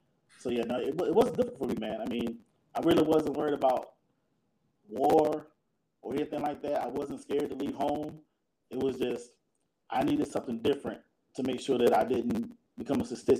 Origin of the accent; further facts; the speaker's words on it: Bunn, Louisburg area, North Carolina, United States; moved away as an adult; now in Kentucky, United States; So I'm from Bun, Lewisburg area, North Carolina.